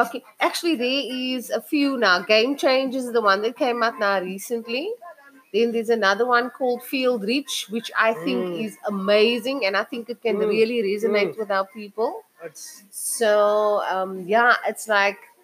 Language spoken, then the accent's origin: English; Cape Town, Western Cape, South Africa; I'm from Chachisburg, also known as Menenburg, Sabi Walk. My family still actually lives there